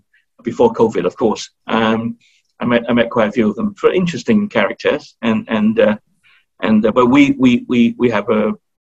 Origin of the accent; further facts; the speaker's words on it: Australia; accent: Aussie; moved away; I speak a little bit of Aussie-lingo